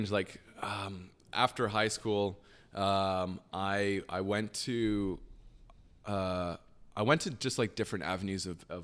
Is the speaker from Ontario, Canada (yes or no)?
yes; Waterdown, Ontario, Canada; and then came back here. And the the rest of my life, I grew up here in Canada, and um, yeah, that's how I got started